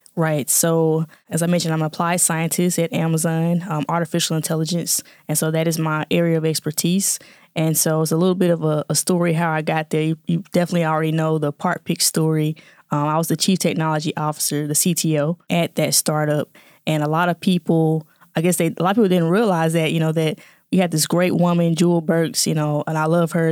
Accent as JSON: {"language": "English", "town": "Jackson", "region": "Mississippi", "country": "United States", "tie": "born or raised there", "moved": "as an adult", "lives_now": "Atlanta, United States", "said": "born and raised in Jackson, Mississippi"}